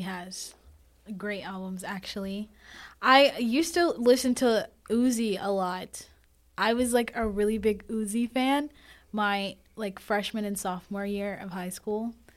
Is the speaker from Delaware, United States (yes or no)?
no; North Carolina, United States; moved away as an adult; now in Demorest, Georgia, United States; I'm actually from North Carolina